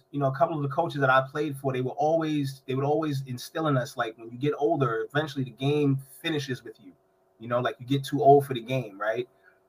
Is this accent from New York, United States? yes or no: yes; New York City, New York, United States; I grew up on the Lower East Side of Manhattan.